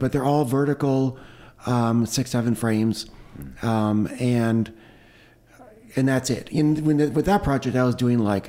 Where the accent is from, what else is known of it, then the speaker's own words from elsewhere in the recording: Toronto, Ontario, Canada; I grew up in Toronto in Canada, in the suburbs there.